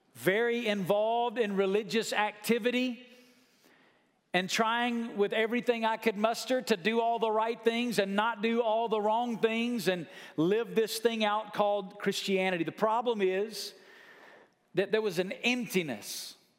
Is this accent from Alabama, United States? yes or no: yes; Muscle Shoals, Alabama, United States; my dad had pastored the same church in my hometown my whole life from five years old till the time I was a senior in high school.